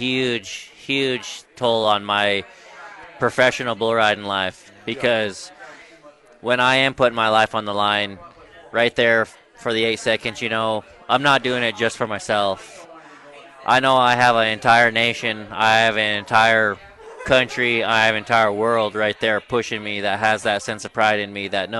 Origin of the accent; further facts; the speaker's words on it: Browning, Montana, United States; I'm from Browning, Montana, born and raised on the Blackfeet Reservation.